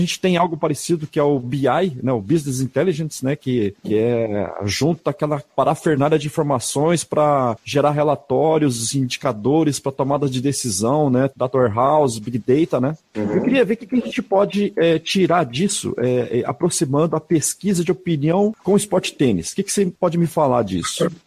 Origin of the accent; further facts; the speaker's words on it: Cruzeiro do Oeste, Paraná, Brazil; also born or lived in Umuarama, Paraná; now in São Paulo, Brazil; sou paranaense também.